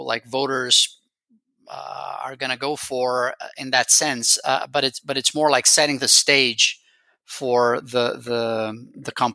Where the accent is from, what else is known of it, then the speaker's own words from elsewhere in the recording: Rio de Janeiro, Brazil; I am from Rio myself